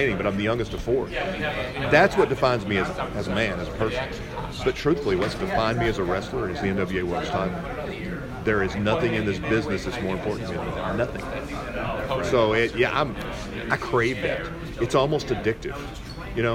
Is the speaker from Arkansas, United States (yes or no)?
yes; Pine Bluff, Arkansas, United States; Growing up in Pine Bluff, Arkansas, in the South